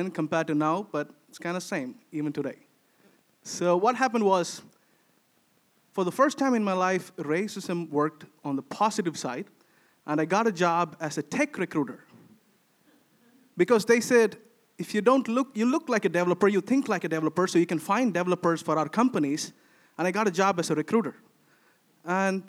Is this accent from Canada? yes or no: no; India; moved away as an adult; now in Sweden; for me as an Indian